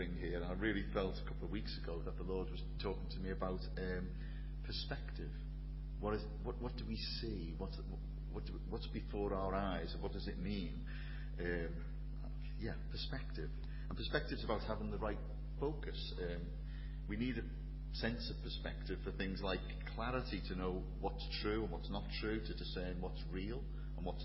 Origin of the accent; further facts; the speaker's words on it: Liverpool, North West England, United Kingdom; accent: Scouse; I'm from Liverpool, tell by the accent